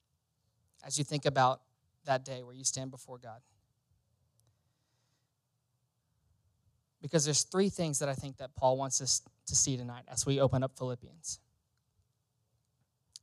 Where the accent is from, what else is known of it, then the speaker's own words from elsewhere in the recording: Louisiana, United States; I grew up in Louisiana